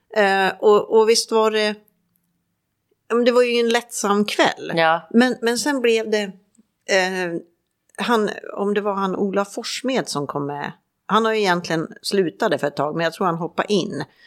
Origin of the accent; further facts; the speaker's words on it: Färjestad, Värmland, Sweden; moved away; hemma i Färjestad